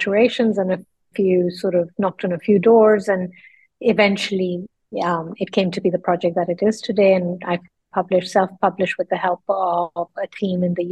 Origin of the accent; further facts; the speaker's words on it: Lucknow, Uttar Pradesh, India; moved away as an adult; also born or lived in London; I grew up then in the northern part of India in a small town. It's a Muslim city. It's called Lucknow